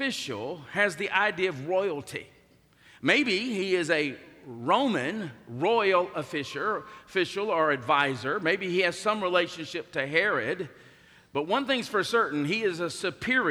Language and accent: English; the South, United States; born or raised there